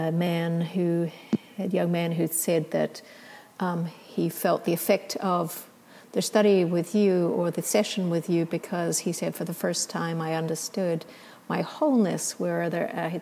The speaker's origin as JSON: {"language": "English", "country": "New Zealand", "tie": "born or raised there", "also_born_or_lived": "Australia", "moved": "yes", "said": "I grew up in New Zealand and studied the Maori culture a lot and then lived in Australia"}